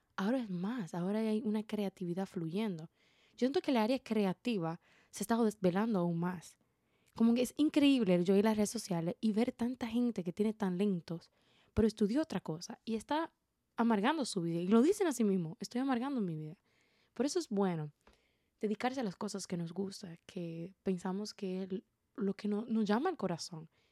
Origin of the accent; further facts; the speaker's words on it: Dominican Republic; como buena dominicana